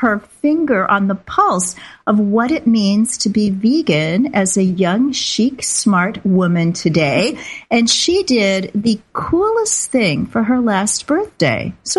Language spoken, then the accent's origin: English; Kansas City, Missouri, United States; In my hometown of Kansas City